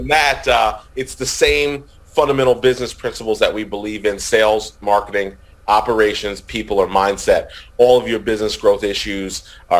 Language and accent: English; New Jersey, United States; now in Virginia, United States; Full disclosure, Rick, I live in Virginia. I'm from New Jersey.